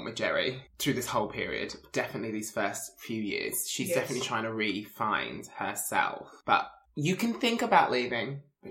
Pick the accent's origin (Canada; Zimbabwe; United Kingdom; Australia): United Kingdom; England; now in Scotland, United Kingdom; I am the English rose between two Scottish thorns.